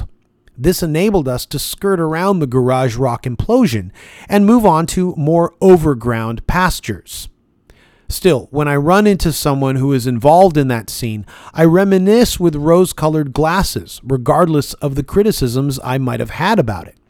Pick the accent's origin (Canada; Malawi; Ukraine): Canada; Toronto, Ontario; being born and raised in Toronto, Canada